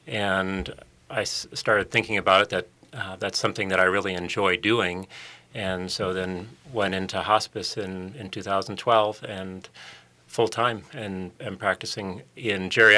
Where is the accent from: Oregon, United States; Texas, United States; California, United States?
California, United States; Southern; moved away as an adult; now in Minnesota, United States; I'm from Southern California originally and went to undergrad in the Midwest and met my wife, who is an OBGYN in town, and decided to stay here in Minnesota.